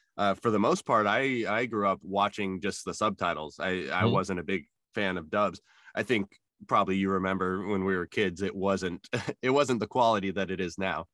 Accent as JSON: {"language": "English", "town": "Albuquerque", "region": "New Mexico", "country": "United States", "tie": "born or raised there", "said": "growing up in New Mexico, there was a lot of Native American and a lot of uh, Hispanic culture around me"}